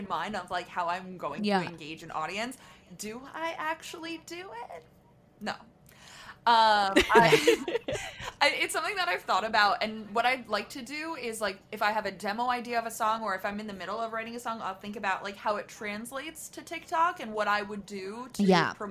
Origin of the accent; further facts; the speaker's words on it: Croton-on-Hudson, New York, United States; moved away as an adult; now in Los Angeles, United States; growing up in Westchester